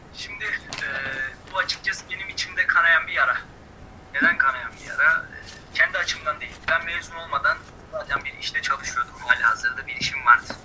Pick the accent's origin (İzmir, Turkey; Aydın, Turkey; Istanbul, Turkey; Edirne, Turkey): Istanbul, Turkey; moved away as an adult; now in Kayseri, Turkey; İstanbul'da doğdum. Akabinde e, ilk orta ve lise öğrenimimi İstanbul'da tamamladım.